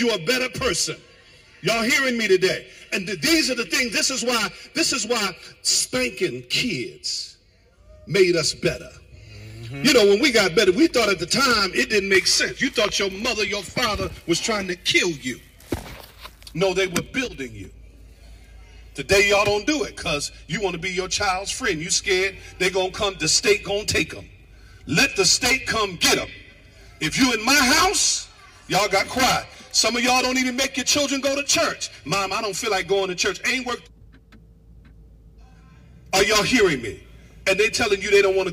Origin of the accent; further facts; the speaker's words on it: United States; also born or lived in New Jersey / Connecticut; when we were growing up in New York and Jersey and past Connecticut